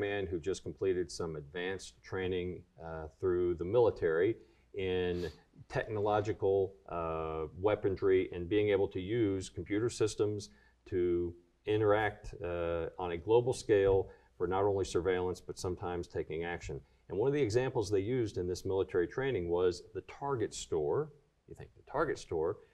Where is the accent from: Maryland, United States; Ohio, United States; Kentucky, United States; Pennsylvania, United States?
Kentucky, United States; born or raised there